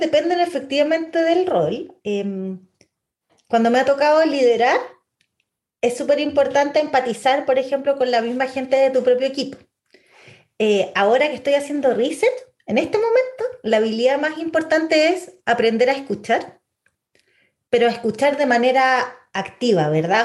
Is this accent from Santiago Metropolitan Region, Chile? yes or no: yes; Santiago, Santiago Metropolitan Region, Chile; Chile ya no somos solo chilenos